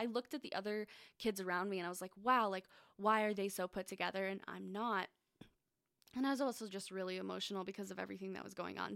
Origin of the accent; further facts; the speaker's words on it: Phoenix, Arizona, United States; I was born in Arizona. Um, I lived in Phoenix my whole life